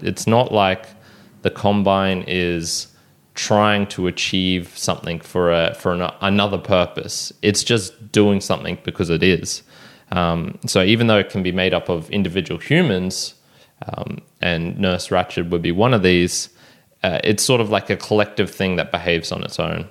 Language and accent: English; Australia; take me as an Australian